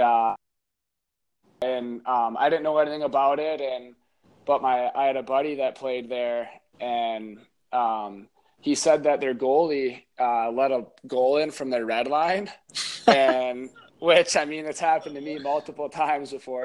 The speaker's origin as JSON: {"language": "English", "town": "Stillwater", "region": "Minnesota", "country": "United States", "tie": "born or raised there", "said": "play for my hometown, uh, Stillwater, that I grew up"}